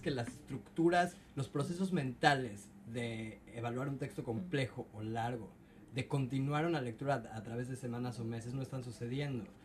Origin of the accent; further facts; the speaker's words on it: Mexico; now in Seattle, United States; en mi caso, como mexicano